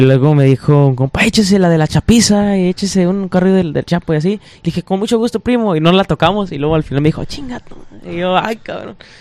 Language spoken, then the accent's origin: Spanish; Detroit, Michigan, United States; somos de Detroit